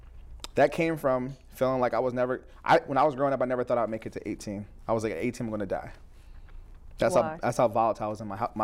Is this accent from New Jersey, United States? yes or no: yes; New Jersey, United States; also born or lived in Spain / New York / Tampa, United States; I was born in Spain, lived in upstate New York, Tampa for 2 years, or a couple years till second grade, Jersey for most of my life.